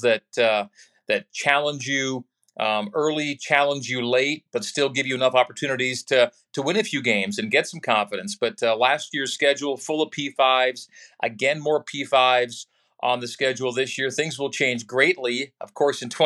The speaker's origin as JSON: {"language": "English", "town": "Saskatoon", "region": "Saskatchewan", "country": "Canada", "tie": "born or raised there", "also_born_or_lived": "Sudbury, Ontario / Calgary, Alberta", "moved": "as an adult", "lives_now": "Utah, United States", "said": "we moved to Saskatoon, Saskatchewan, when I was a baby, and then. From my high school years, our family moved again to Calgary, Alberta."}